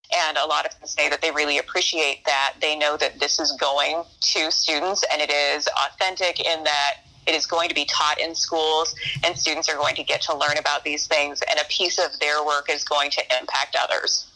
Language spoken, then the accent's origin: English; Crawfordsville, Indiana, United States; also born or lived in Lowell, Indiana; When I was a student at Crawfordsville, Indiana